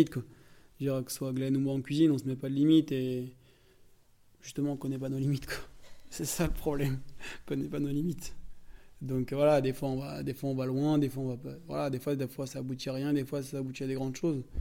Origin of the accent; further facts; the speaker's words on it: Hauts-de-France, France; moi je suis du Nord, et puis moi, la pomme de terre, euh, la base, quoi.